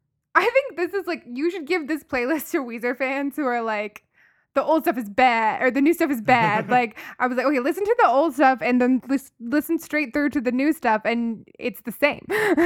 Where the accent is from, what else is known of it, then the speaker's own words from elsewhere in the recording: the South, United States; We're from the South. Everything's Coke.